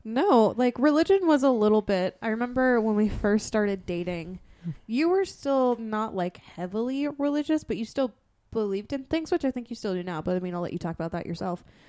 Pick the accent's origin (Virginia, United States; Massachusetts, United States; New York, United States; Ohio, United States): Massachusetts, United States; growing up in Massachusetts